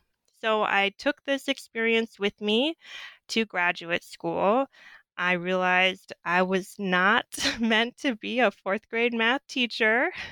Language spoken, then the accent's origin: English; Southwest, United States; coming from grad school or coming from undergrad from the North, growing up in the Southwest, teaching at an all-Black school, fourth graders.